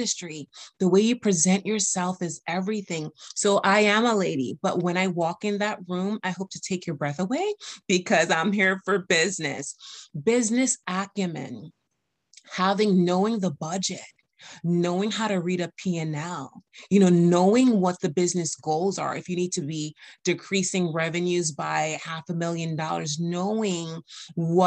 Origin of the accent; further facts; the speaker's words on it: U.S. Virgin Islands; I'm from the Caribbean American, from the U.S. Virgin Islands. And I do have an accent sometimes